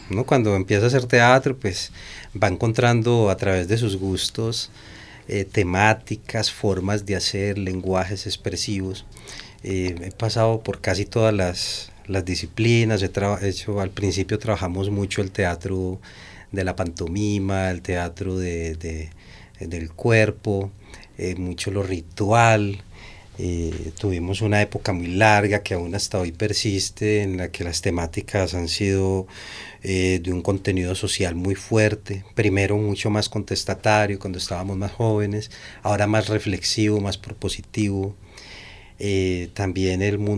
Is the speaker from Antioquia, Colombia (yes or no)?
yes; Bello, Antioquia, Colombia; Sí, nosotros nacimos en Niquía, básicamente, en ese barrio, y luego nos pasamos hacia el centro de Bello.